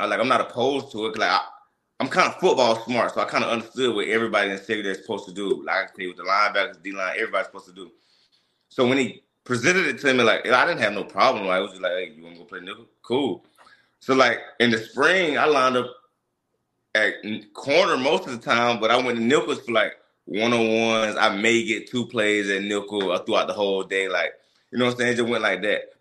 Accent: Mississippi, United States; we come from Mississippi

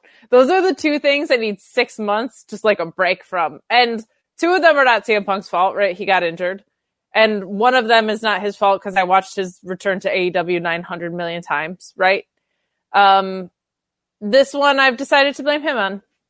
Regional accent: Northeast, United States; The Northeast.

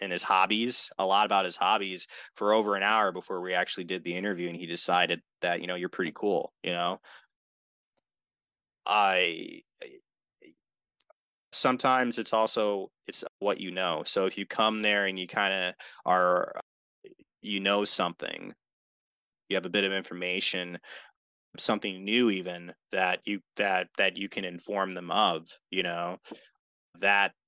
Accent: Milwaukee, Wisconsin, United States; also born or lived in Wauwatosa, Wisconsin; growing up here and growing up in the city of Milwaukee and then moving to Wauwatosa

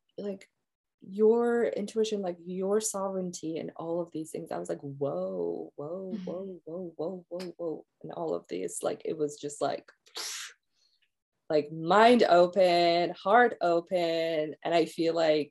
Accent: Iran; moved away as an adult; now in United States; growing up in Iran

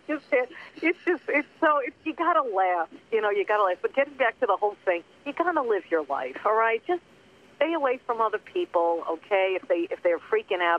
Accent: Long Island, New York, United States; now in Los Angeles, United States; I grew up on Long Island

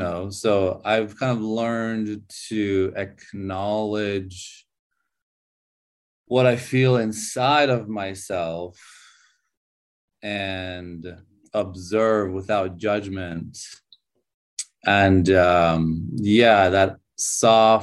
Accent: California, United States; also born or lived in Iran; now in Chengdu, China; So I was born in Iran, and I grew up in California. When I was 8 years old, I moved to California

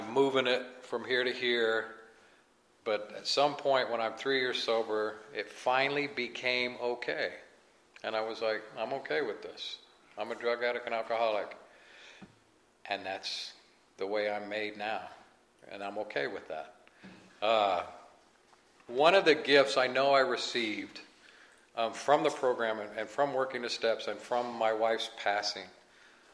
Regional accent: Kansas City, Missouri, United States; I'm from the Midwest. Like I said, I'm from Kansas City

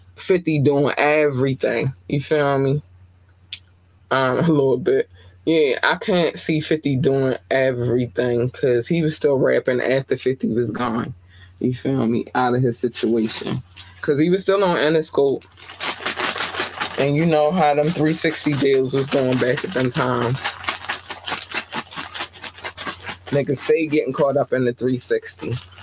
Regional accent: Baltimore, Maryland, United States; But I'm from Baltimore. Everybody loved … in Baltimore.

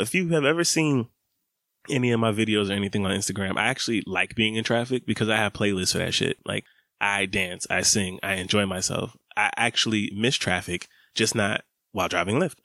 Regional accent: Atlanta, Georgia, United States; growing up in Atlanta, summers is hot.

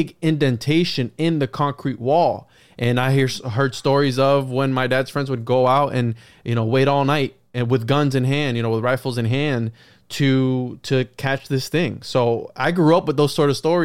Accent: Puerto Rico; I grew up with the chupacabra being this sort of alien thing, and I grew up in Puerto Rico

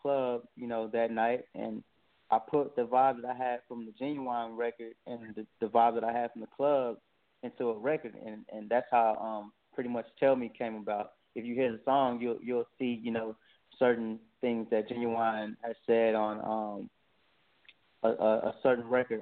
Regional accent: Dallas, Texas, United States; from Dallas, Texas, born and raised.

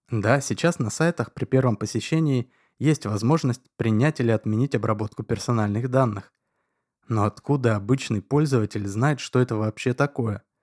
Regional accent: Chicago, Illinois, United States; born there; Родители на самом деле назвали меня …, но так как я родился в Америке – а именно в Чикаго, то … или … меня звали только в родительском доме.

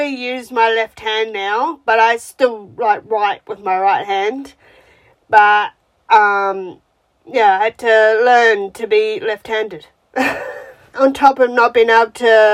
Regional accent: New Zealand; moved away as an adult; now in Melbourne, Australia; I'm from New Zealand originally, and I've lived in Australia since 2009

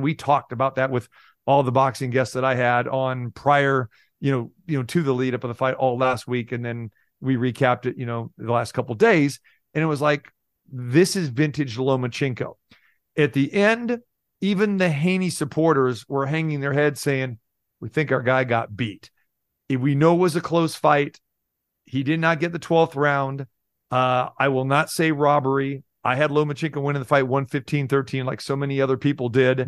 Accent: Sacramento, California, United States; moved away as an adult; also born or lived in Green Bay / Milwaukee; now in Las Vegas, United States; I was born and raised in Sacramento, I got my, my start in Las Vegas

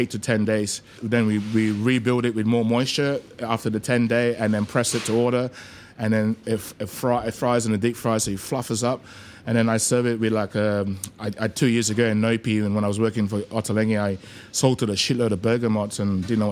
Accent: Australia; moved away as an adult; also born or lived in Malaysia; now in London, United Kingdom; Growing up in Oz, you know, like, I grew up in Western suburbs, so I used to surf a lot

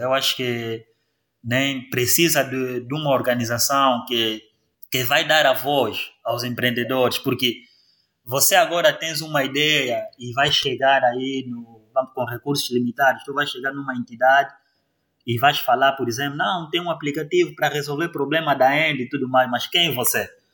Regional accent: Cabinda, Angola; moved away as an adult; also born or lived in Lubango, Angola / New Delhi, India / Luanda, Angola; voltei à cabina por causa do trabalho

